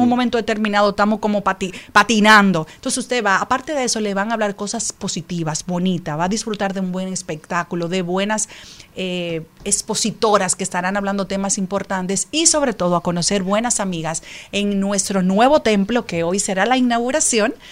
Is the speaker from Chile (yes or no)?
no; Dominican Republic; estaba en mi país